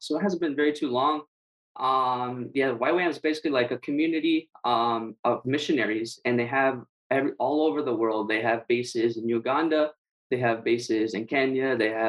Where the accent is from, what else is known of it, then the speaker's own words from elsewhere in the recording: San Diego, California, United States; also born or lived in Guam; now in Hawaii, United States; I grew up in California, San Diego. And then after that, we moved to Guam for 3 years. We lived in Guam. And then after that, we moved to Hawaii.